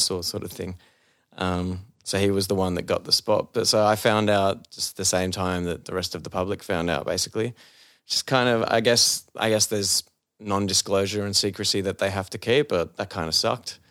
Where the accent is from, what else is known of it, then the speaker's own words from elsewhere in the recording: Sydney, New South Wales, Australia; being an Aussie